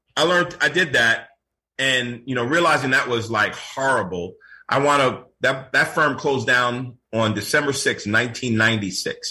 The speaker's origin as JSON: {"language": "English", "town": "New York City", "region": "New York", "country": "United States", "tie": "born or raised there", "moved": "yes", "lives_now": "Florida, United States", "said": "born in Brooklyn, raised in Queens, and back and forth to Brooklyn."}